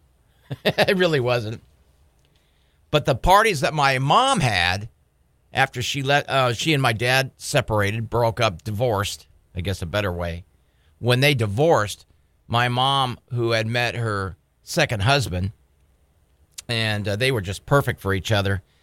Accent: San Diego, California, United States; now in Bismarck, United States; growing up in San Diego

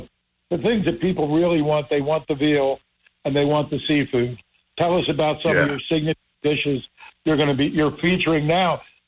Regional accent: Somers Point, New Jersey, United States; Everybody knows I'm a Summers Point kid

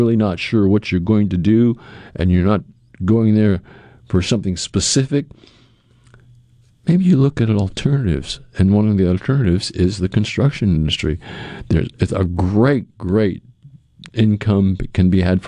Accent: Cape Cod, Massachusetts, United States; now in Jackson, United States; I grew up on Cape Cod, which is in Massachusetts

